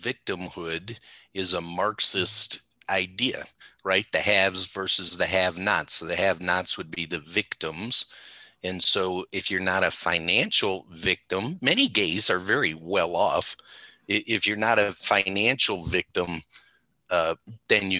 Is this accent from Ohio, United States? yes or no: yes; Cleveland, Ohio, United States; we grew up in Cleveland